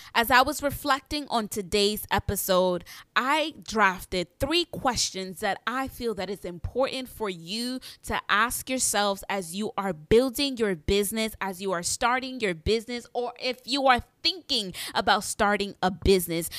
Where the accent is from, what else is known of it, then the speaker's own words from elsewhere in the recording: New York City, New York, United States; I am an entrepreneur from New York City